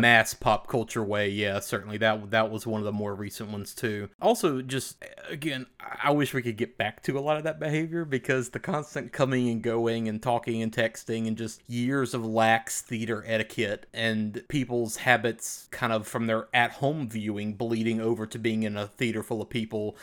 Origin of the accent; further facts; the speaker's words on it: the South, United States; We grew up in the South